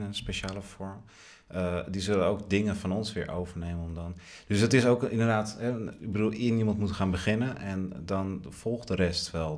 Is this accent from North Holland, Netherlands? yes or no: yes; Haarlem, North Holland, Netherlands